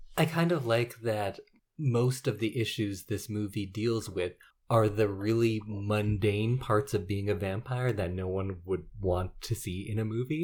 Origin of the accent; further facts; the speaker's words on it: Edmonton, Alberta, Canada; I grew up in Edmonton